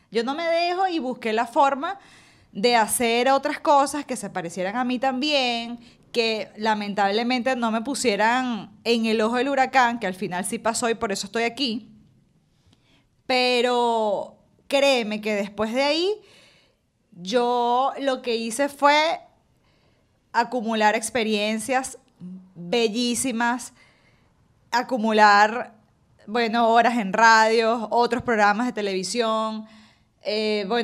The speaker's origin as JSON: {"language": "Spanish", "country": "Venezuela", "moved": "as an adult", "said": "Yo me vine de Venezuela y yo no había dejado de hacer radio. Me vine de Venezuela despidiendo 16 clientes."}